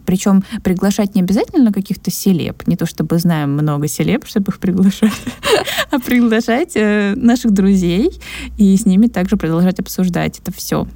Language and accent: Russian; Krasnodar, Krasnodar Krai, Russia; у меня в моем родном городе, то есть в москве это побольше, но э, в Краснодаре